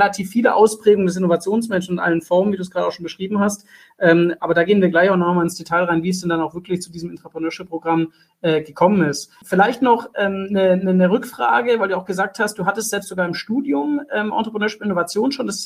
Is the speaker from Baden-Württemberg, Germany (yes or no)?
yes; Stuttgart, Baden-Württemberg, Germany; vor allem die Firma Zyplin äh, als Stuttgarter natürlich